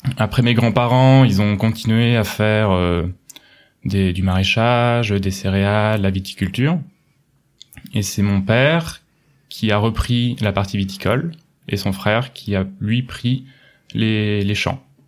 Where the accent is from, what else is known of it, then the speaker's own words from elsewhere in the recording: Pouillé, Centre-Val de Loire, France; moved away as an adult; now in Munich, Germany; Je viens de Touraine en France, un petit village situé dans le sud du Loir-et-Cher, s'appelle Pouillet, il y a 800 habitants